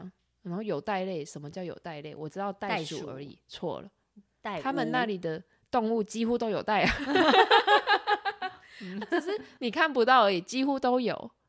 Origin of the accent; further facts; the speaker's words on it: Taiwan; 只有我一个台湾人